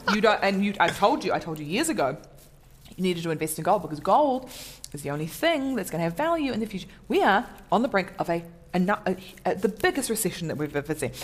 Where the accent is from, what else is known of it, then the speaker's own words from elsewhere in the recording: New Zealand; also born or lived in Samoa; I'm from New Zealand.